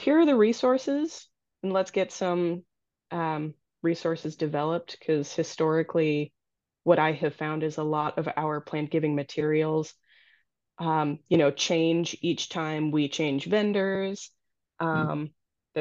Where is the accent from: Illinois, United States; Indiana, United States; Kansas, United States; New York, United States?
Illinois, United States; Naperville; moved away as an adult; also born or lived in Iowa; now in Minnesota, United States; North Central College, which is a liberal arts institution down in Naperville, Illinois, which is my hometown